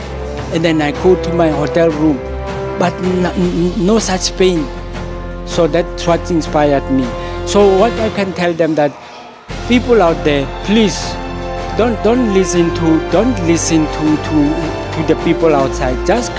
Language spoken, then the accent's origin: English; Rustenburg, North West, South Africa; I'm from Rustenburg.